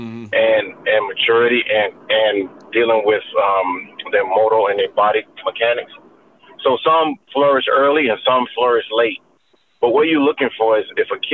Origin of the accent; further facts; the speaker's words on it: Florida, United States; moved away as an adult; I'm from Florida